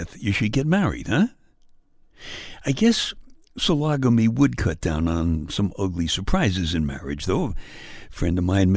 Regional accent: New York City, New York, United States; I was born and brought up in Brooklyn

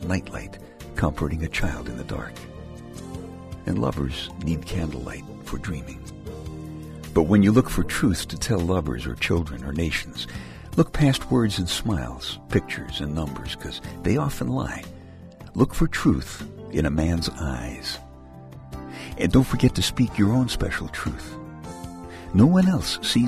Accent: New York City, New York, United States; I'm from Brooklyn, as in New York City

